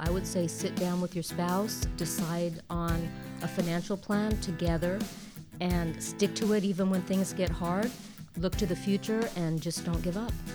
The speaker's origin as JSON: {"language": "English", "region": "Southern California", "country": "United States", "tie": "born or raised there", "moved": "as an adult", "lives_now": "Dallas-Fort Worth, United States", "said": "I was born and raised in Southern California"}